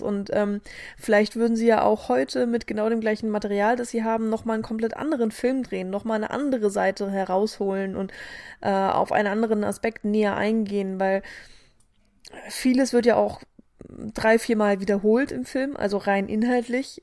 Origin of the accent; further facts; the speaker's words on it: Germany; wir als Deutsche